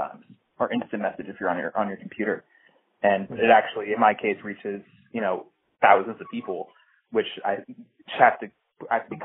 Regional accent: Washington, District of Columbia, United States; Washington, D.C., which is my hometown

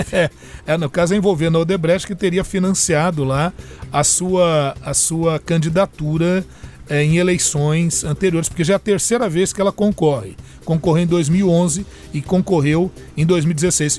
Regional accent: Brazil; como brasileiro

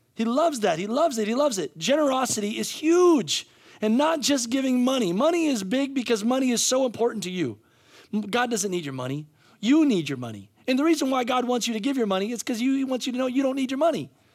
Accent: United States; we as American

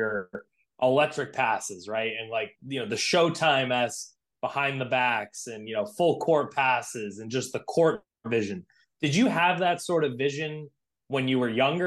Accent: Providence, Rhode Island, United States; an Italian-American man myself from Providence

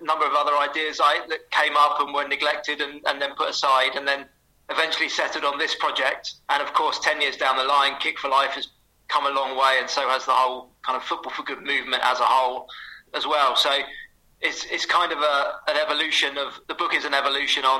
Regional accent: Southampton, South East England, United Kingdom; So I grew up in Southampton

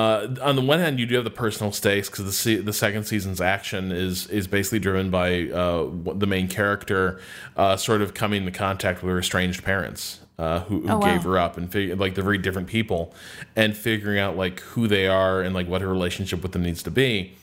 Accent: Brooklyn, New York, United States; Other people, but trust me, I'm really good. I'm from Brooklyn.

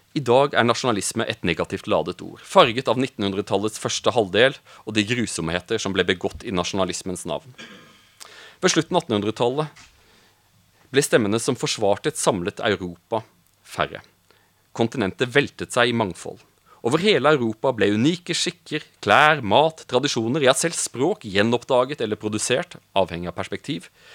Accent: Audnedal, Agder, Norway; moved away as an adult; also born or lived in Brussels; jeg er fra Audnedal. Eh, jeg kommer fra en liten bygd

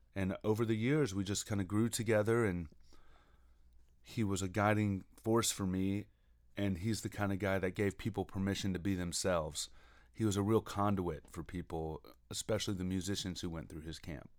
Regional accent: Alabama, United States; I'm from Alabama

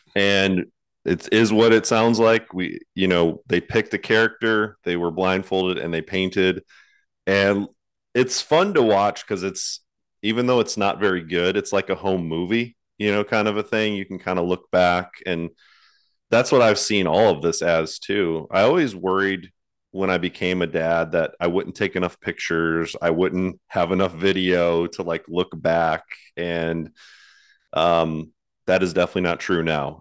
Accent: Cleveland, Ohio, United States; moved away as an adult; also born or lived in Texas; So I grew up in Cleveland, Ohio, up north

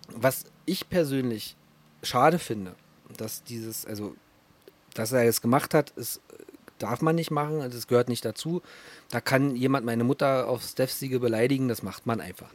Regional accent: Berlin, Germany; als Berliner

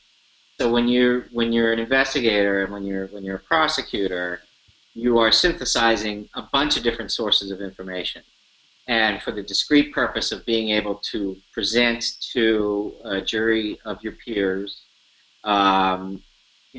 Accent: New York City, New York, United States; I'm a New Yorker

